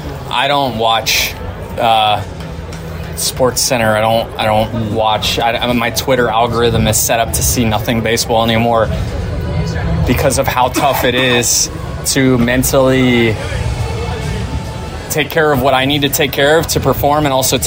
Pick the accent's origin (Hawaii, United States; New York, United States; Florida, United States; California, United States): Florida, United States; Tampa; Yeah, I think more. Just so it's my hometown, you know, there's a lot. There was a lot of people supporting me